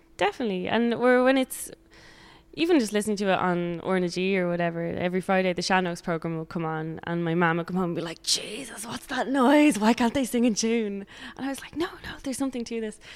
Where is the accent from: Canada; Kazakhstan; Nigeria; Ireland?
Ireland; Dublin, Leinster; now in Sligo, Ireland; I'm from Dublin, but I moved to Sligo